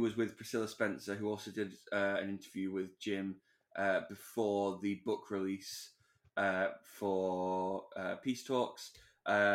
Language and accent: English; Manchester, North West England, United Kingdom; Manchester, which is kind of my hometown